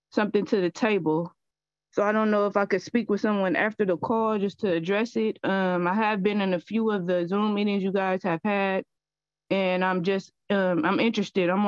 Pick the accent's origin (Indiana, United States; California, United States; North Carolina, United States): California, United States; San Francisco; I have been in Bayview in San Francisco my whole life.